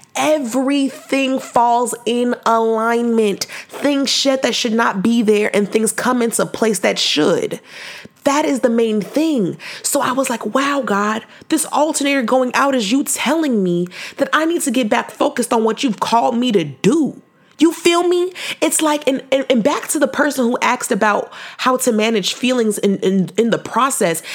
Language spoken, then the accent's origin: English; Fresno, California, United States; I was from Fresno